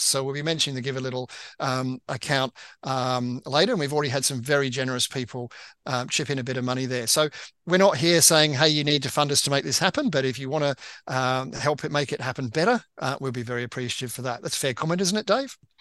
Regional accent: Australia; moved away; also born or lived in United Kingdom; I lived in the UK, although I'm Australian, um, for 30 years

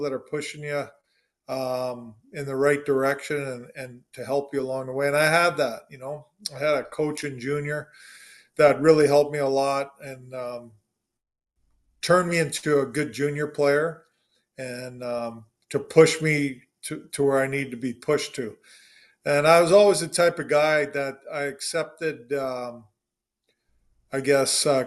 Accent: Canada; born or raised there; also born or lived in Williams Lake, British Columbia

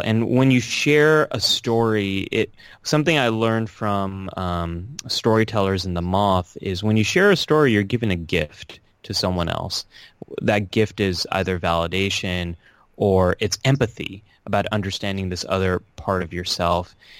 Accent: California, United States; now in New York City, United States; born and raised in California

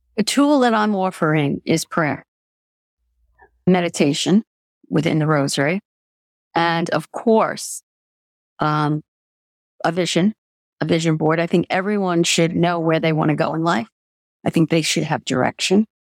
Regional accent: Long Island, New York, United States; I come from New York.

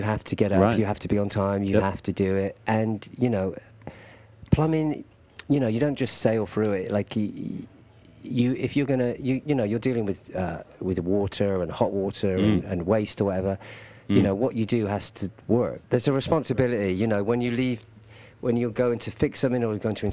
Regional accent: Gloucester, South West England, United Kingdom; moved away as an adult; I grew up in Gloucester, which is, I guess, underneath Wales, like 100 miles from London, West Country

